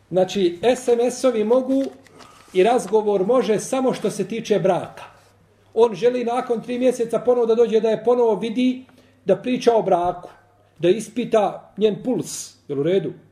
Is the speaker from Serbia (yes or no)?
no; Bosnia & Herzegovina; A ja u mojoj Bosni nisam stranac.